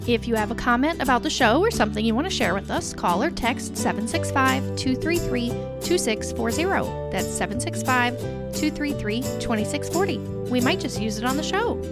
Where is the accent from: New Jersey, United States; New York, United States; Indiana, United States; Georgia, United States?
Indiana, United States; Alexandria; also born or lived in Dallas; we come from Alexandria. It's tiny